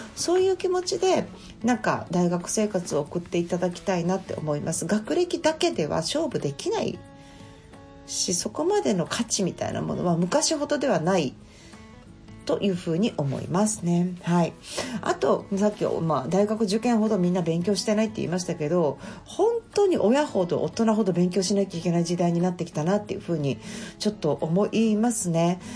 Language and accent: Japanese; Kyoto, Japan; 私は京都生まれの京都育ち